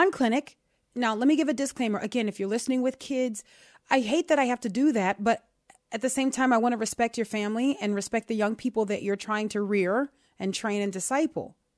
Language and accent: English; New Orleans, Louisiana, United States; I'm from New Orleans.